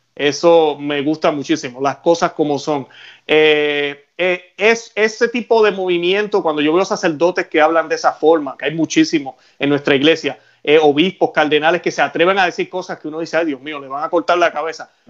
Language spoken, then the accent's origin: Spanish; Puerto Rico; Yo soy puertorriqueño